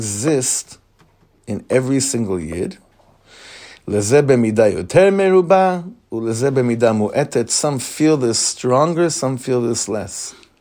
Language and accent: English; Israel; You know, I grew up in Israel Milchemet HaMifratz, the Gulf War. Yeah, we were living here